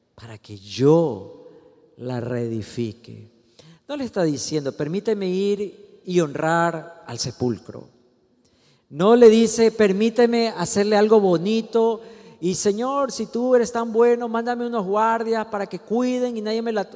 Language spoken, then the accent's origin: Spanish; Ecuador; Usted y yo somos ecuatorianos, no por accidente, no por mala suerte, no nacimos gringos